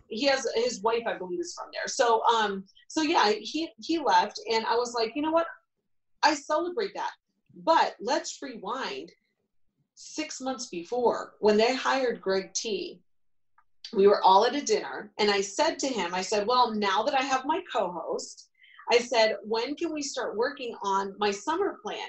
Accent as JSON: {"language": "English", "region": "Ohio", "country": "United States", "tie": "born or raised there", "moved": "yes", "lives_now": "New York City, United States", "said": "where I grew up"}